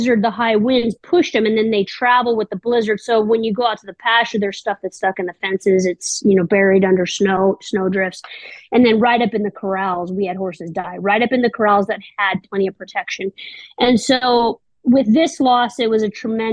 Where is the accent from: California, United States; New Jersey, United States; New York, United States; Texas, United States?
California, United States; moved away as an adult; now in South Dakota, United States; I'm originally from California